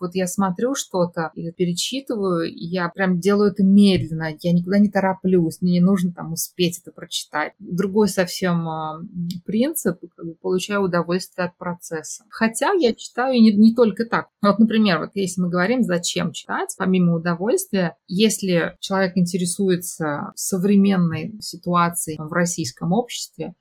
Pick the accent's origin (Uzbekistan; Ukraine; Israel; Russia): Uzbekistan; Tashkent; Мы все из Ташкента